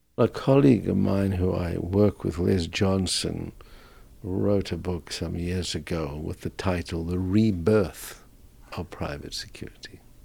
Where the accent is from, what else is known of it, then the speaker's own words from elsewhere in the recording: South Africa; moved away as an adult; also born or lived in Canada / Australia; now in Canberra, Australia; Being a South African, I grew up in the apartheid era